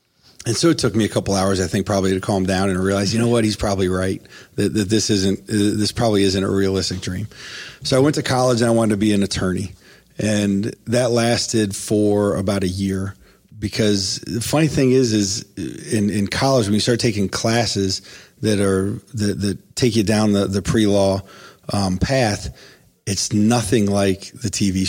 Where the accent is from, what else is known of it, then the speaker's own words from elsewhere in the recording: Ohio, United States; now in Columbus, United States; I came to Columbus from Northeast Ohio and went to Capital University.